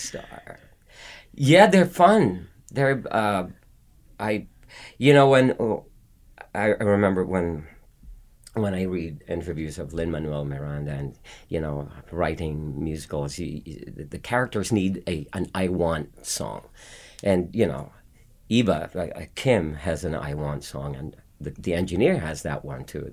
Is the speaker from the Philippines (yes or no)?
yes; Philippines; born or raised there; moved away as an adult